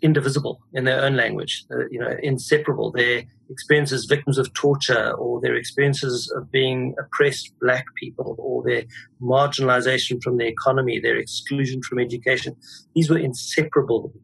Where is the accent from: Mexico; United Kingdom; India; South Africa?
South Africa; moved away as an adult; now in New York, United States; I'm South African. I finished high school in 1976, which was, as a white South African, a very significant moment.